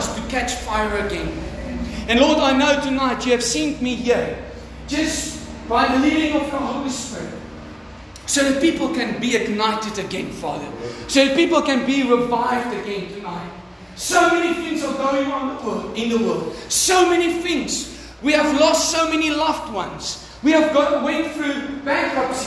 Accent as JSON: {"language": "English", "region": "Mpumalanga", "country": "South Africa", "tie": "born or raised there", "also_born_or_lived": "Pretoria", "second_language": "English", "moved": "yes", "lives_now": "Durban, South Africa", "said": "I grew up in Damas, Mpumalanga, where everybody speaks Afrikaans. Nobody speaks English."}